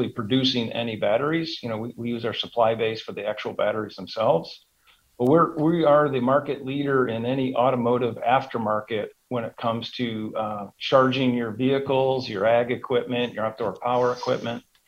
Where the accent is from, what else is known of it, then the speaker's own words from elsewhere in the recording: Cleveland, Ohio, United States; moved away as an adult; also born or lived in Chicago; now in Dallas-Fort Worth, United States; I'm a Cleveland, Ohio guy. I'm a native from Cleveland, just recently moved here